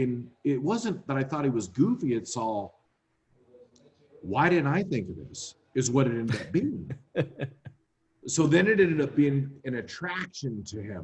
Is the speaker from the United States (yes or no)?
yes; Modesto, California, United States; I grew up in Modesto.